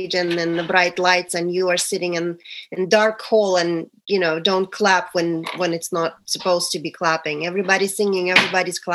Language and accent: English; Russia; moved away as an adult; now in United States; It's been 27 years since I moved from Russia